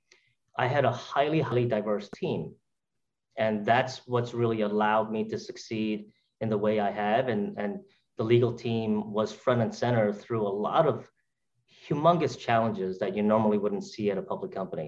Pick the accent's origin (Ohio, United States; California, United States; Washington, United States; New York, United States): New York, United States; New York City; from my roots as an immigrant, from a kid growing up in Brooklyn